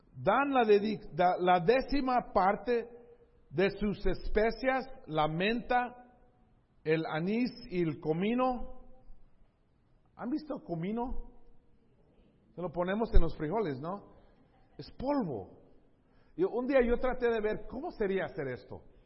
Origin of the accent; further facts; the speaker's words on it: San Diego, California, United States; yo crecí en ese, ese lugar, esos lugares, entonces era mi cultura